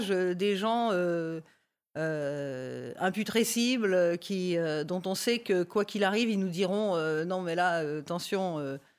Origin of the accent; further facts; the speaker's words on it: Lille, Hauts-de-France, France; born there; also born or lived in Chartres / Oise / Paris region; Alors moi je suis née à Lille